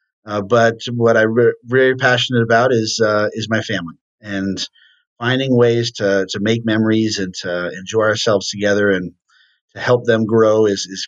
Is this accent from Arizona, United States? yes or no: yes; Tucson, Arizona, United States; also born or lived in Venezuela / South Korea; I was born and raised here in Tucson, Arizona, in a big family